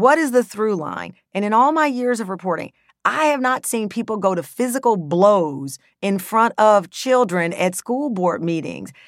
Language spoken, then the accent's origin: English; Texas, United States; I grew up in Texas, and in the sixth grade, I learned about the Holocaust